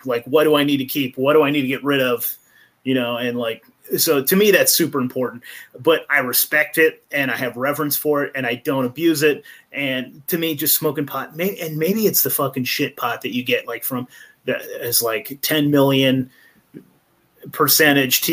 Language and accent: English; Eureka, California, United States; I'm actually originally from Eureka, California, so Humboldt County